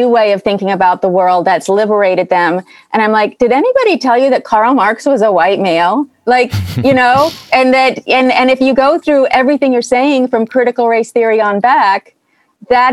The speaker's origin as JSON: {"language": "English", "town": "Berkeley", "region": "California", "country": "United States", "tie": "born or raised there", "said": "I grew up in Berkeley."}